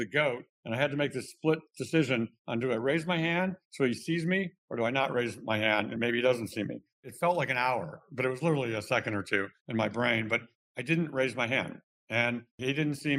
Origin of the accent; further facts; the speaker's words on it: Cleveland, Ohio, United States; moved away as an adult; also born or lived in Michigan; I grew up in the Midwest in Cleveland, Ohio, a very Midwestern middle class background.